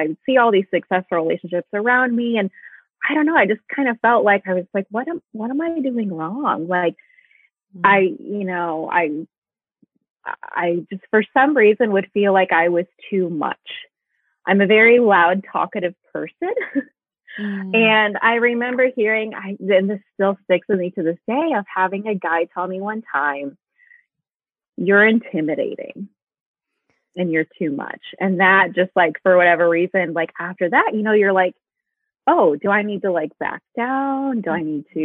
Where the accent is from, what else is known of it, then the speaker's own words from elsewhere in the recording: Midwest, United States; now in Indianapolis, United States; I'm from the Midwest. I live in Indianapolis